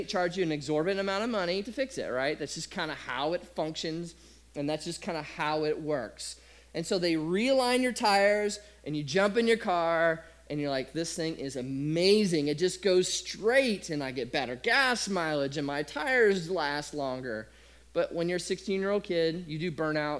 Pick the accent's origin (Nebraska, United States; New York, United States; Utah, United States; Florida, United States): Nebraska, United States; I grew up in Nebraska